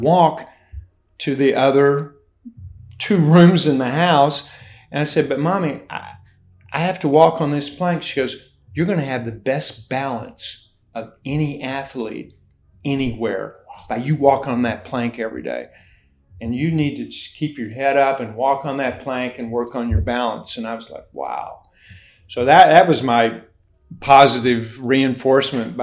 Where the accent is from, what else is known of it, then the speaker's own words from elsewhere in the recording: Hazard, Kentucky, United States; also born or lived in Ashland, Kentucky; I was born and raised in Appalachia in Ashland, Kentucky. I was born, but shortly after that, my parents had no money, and we moved on up into the hills. And so I was raised in McRoberts Holler, a suburb of Hazard, Kentucky